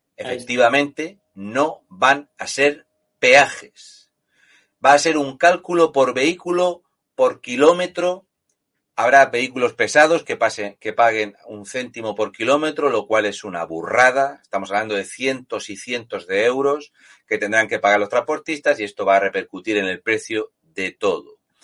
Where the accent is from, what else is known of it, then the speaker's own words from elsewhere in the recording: Region of Murcia, Spain; un tío como yo, murciano